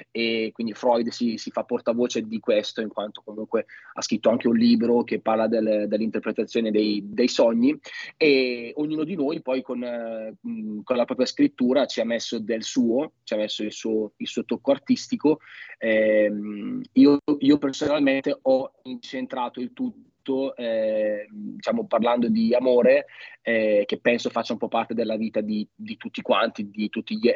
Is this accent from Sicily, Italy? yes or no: no; Villongo, Lombardy, Italy; Io invece sono, sono, sono, di Villongo, provincia di Bergamo, esattamente come, come Fabio